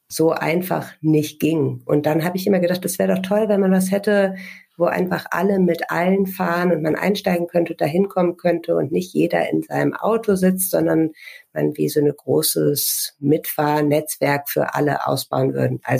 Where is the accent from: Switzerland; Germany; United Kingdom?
Germany; Lower Saxony; wir sind äh, in Niedersachsen in einer Kleinstadt aufgewachsen